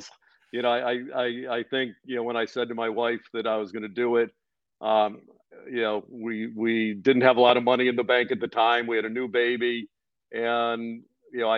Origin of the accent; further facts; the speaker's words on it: Cleveland, Ohio, United States; I grew up in Cleveland and used to go to the Pro Football Hall of Fame